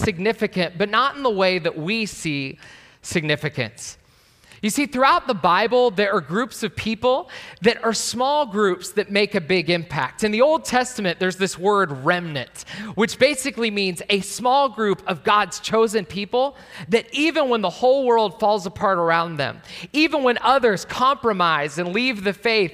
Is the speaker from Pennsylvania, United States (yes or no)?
yes; Pittsburgh, Pennsylvania, United States; moved away; I am from Pittsburgh. That's that arrow over on the west side. So you could say west of Philadelphia is where I was born and raised